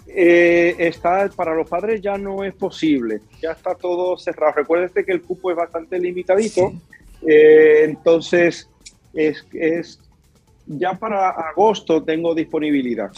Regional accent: Cibao, Dominican Republic; yo soy cibaeño.

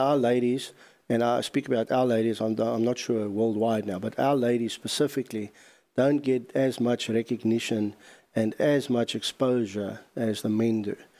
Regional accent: South Africa; being a South African

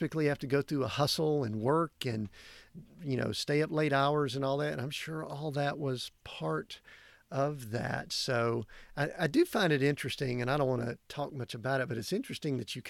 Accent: Deep South, United States; I grew up in the Deep South

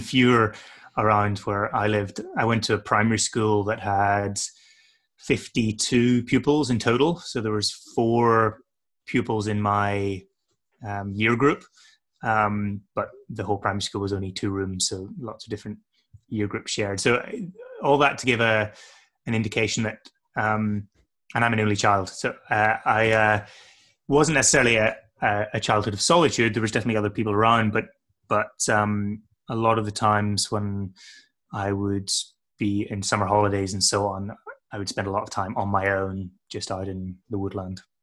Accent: north coast of Northern Ireland, United Kingdom; moved away as an adult; also born or lived in Aberdeen, Scotland / Canterbury, England; I spent the rest of my formative childhood years on the north coast of Ireland

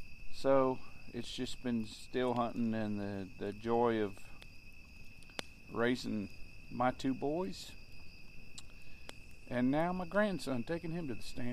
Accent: Ohio, United States; and I was born in Ohio

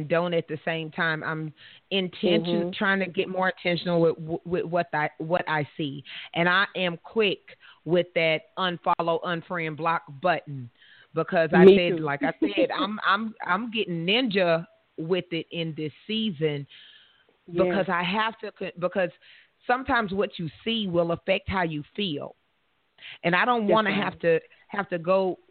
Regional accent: the South, United States; I'm from the South.

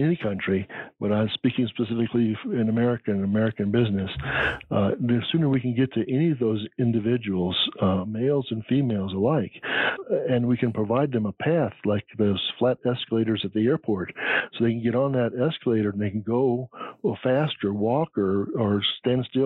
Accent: England, United Kingdom; now in United States; being English

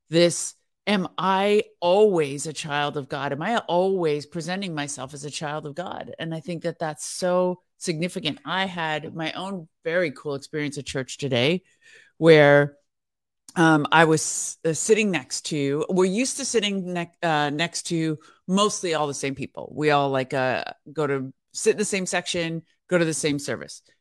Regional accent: California, United States; yeah, I'm from Northern California. Northern California is so beautiful.

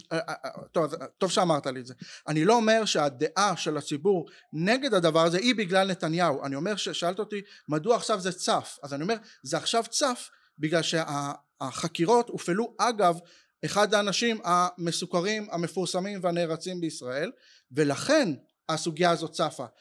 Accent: Kfar HaRoeh, Central District, Israel; ילדות בכפר הרועה, זה מושב אה, דתי לאומי בין חדרה לנתניה

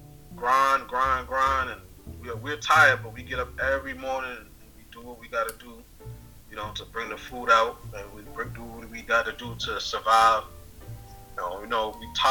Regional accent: New York City, New York, United States; now in Portland, Maine, United States; I come from the Bronx, and I know that it's rough out there

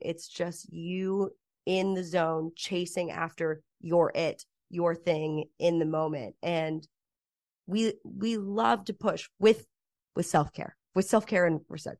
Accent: Cedar Crest, New Mexico, United States; moved away as an adult; now in Los Angeles, United States; growing up in Cedar Crest, New Mexico

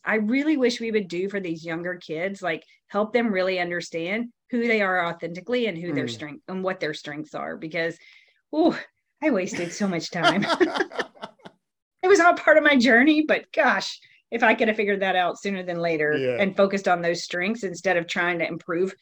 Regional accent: the South, United States; I grew up in the South, where you're supposed to be very humble and don't brag

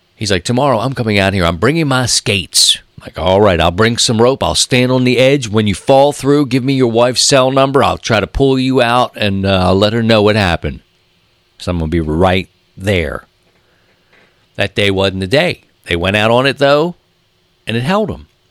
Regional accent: Baltimore, Maryland, United States; moved away; growing up in Baltimore

